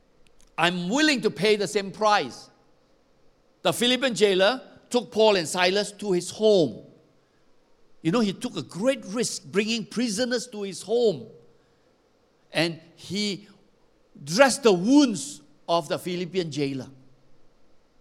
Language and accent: English; Malaysia; I come from Xinjiang.